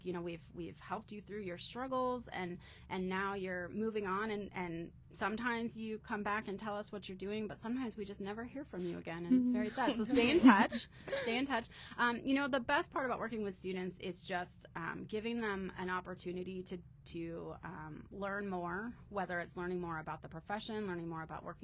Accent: Vermont, United States; moved away as an adult; also born or lived in Harrisburg, Pennsylvania / Chicago, Illinois / Urbana-Champaign, Illinois; now in Ohio, United States; So I grew up in Vermont. So I lived there for most of my life.

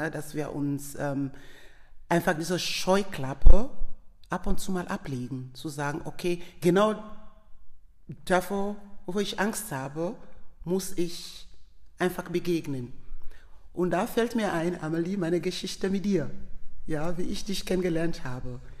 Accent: Sierra Leone; German is a second language; ich bin selber ein Themne, ich komme aus der Themne Volka, die waren diese Krieger bei dieser Schönheit, so Beauty of Sierra Leone, wo ich sagen kann, my, my Sierra Leone is beautiful.

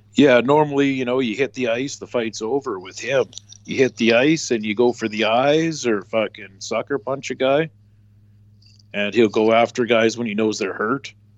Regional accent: Western Canada, Canada; I'm coming from Western Canada

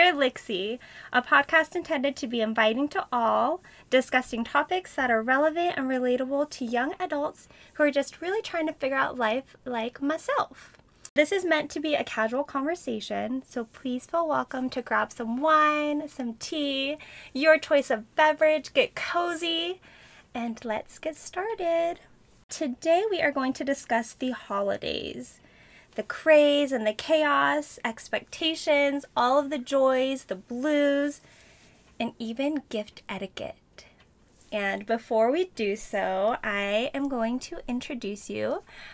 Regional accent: Midwest, United States; moved away as an adult; also born or lived in Seattle; now in Chicago, United States; I came from Seattle and originally from the Midwest. So moved back to the Midwest. I'm in Chicago now

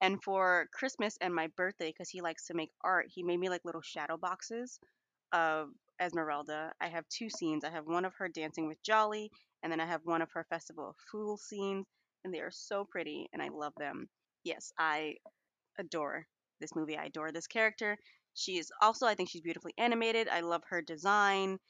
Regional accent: New York City, New York, United States; I am from New York City where we have skyscrapers every five steps

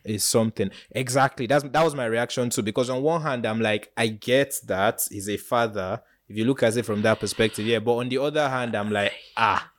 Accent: Nigeria; As a Nigerian youth

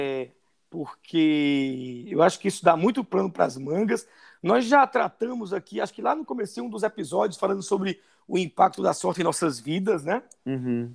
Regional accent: sertão of Paraíba, Brazil; moved away as an adult; also born or lived in São Paulo; now in Londrina, Brazil; Porque eu sou nordestino, sou do sertão da Paraíba, morei minha vida toda dos 51 anos, 45 no Nordeste

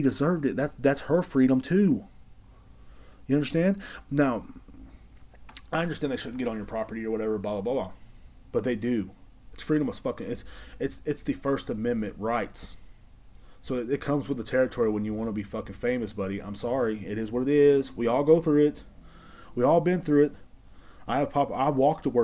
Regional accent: Texas, United States; I'm from Texas and I enjoy being from Texas

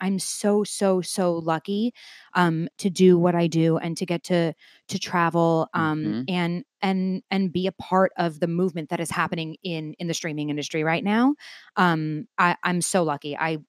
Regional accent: New York, United States; Nassau County. Yeah, okay. So like 25, 30 minutes out of the city. And I loved growing up in New York.

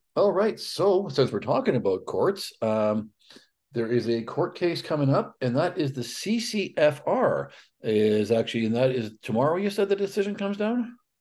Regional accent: Alberta, Canada; moved away as an adult; someone who was born and raised in Alberta, and I left Alberta at, just before my thirty-second

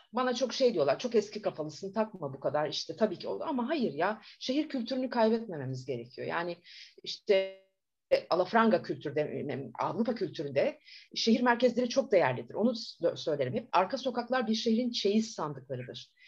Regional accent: Bursa, Turkey; also born or lived in Mustafakemalpaşa / Antalya; Ben bin dokuz yüz yetmiş üç yılında Bursa'da dünya, Mustafa Kemalpaşa'da doğdum aslında

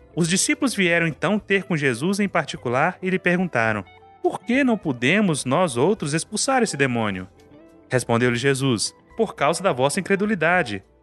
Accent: Carlos Chagas, Minas Gerais, Brazil; na minha terra, em Carlos Chagas

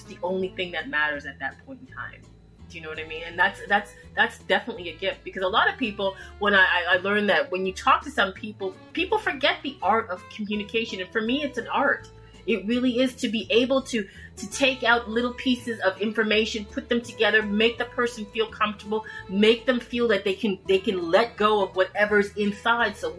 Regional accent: Toronto, Ontario, Canada; also born or lived in Jamaica; I grew up in Toronto, Canada

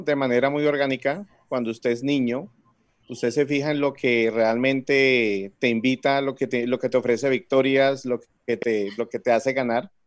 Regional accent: Palmira, Valle del Cauca, Colombia; now in Cali, Colombia; yo soy nacido en Palmira, eh, llevo más de 30 años viviendo en Cali

